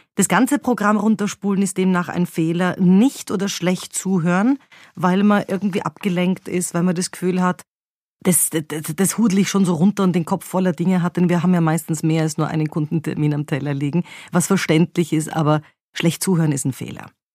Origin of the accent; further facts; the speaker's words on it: Vienna, Austria; bei uns in Wien